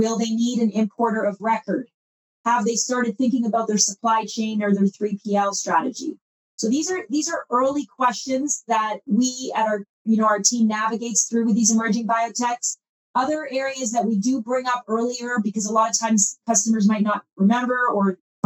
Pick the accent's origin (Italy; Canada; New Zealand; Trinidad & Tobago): Canada; I come from Canada, and I did a similar role in the Canadian marketplace